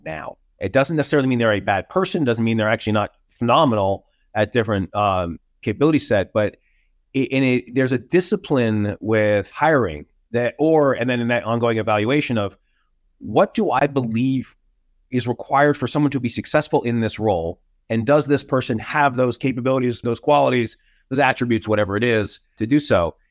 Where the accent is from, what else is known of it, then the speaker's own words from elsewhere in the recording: New York, United States; moved away as an adult; now in Denver, United States; as a New Yorker